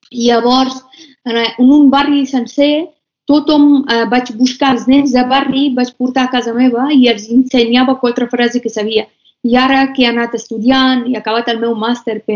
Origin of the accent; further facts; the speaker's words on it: Afghanistan; com quan em presentava que sóc d'Afganistan, doncs la gent em deien talibans, guerra, Osama Bin Laden, marihuana, drogues